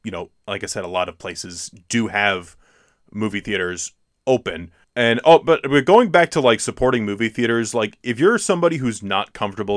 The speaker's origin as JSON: {"language": "English", "country": "United States", "said": "We're American"}